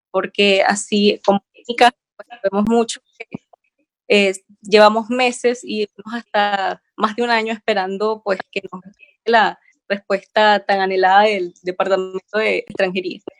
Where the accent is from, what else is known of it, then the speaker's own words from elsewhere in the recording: Venezuela; moved away as an adult; now in Chile; yo soy venezolana, tengo ya dos años acá residencia en Chile.